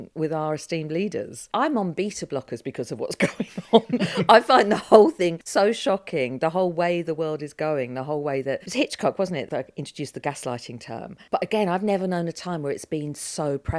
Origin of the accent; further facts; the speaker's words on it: London, United Kingdom; I'm from South London, and I'm thinking it was a girl that I went to school with in Tooting.